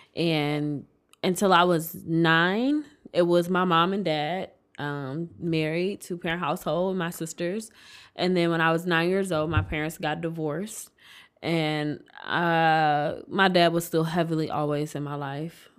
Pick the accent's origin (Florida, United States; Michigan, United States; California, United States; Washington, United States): Michigan, United States; Detroit; also born or lived in Inkster, Michigan / Royal Oak, Michigan; I'm from Detroit.